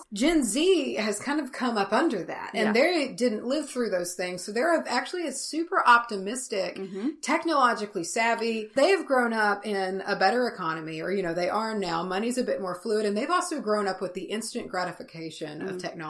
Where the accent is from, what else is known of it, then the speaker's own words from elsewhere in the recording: the Bible Belt, United States; and we grew up in the Bible Belt.